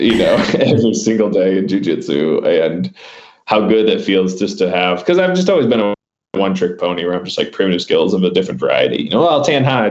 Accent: Michigan, United States; now in Barnardsville, North Carolina, United States; I'm originally from Michigan

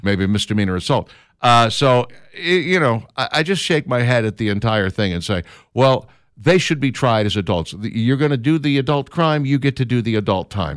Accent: Minneapolis, Minnesota, United States; now in Birmingham, United States; I grew up in Minneapolis

